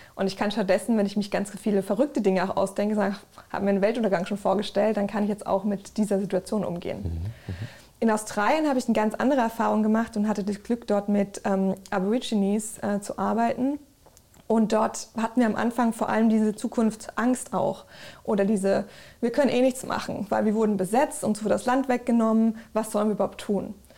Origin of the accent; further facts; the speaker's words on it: Germany; so aufgewachsen in Deutschland, Europa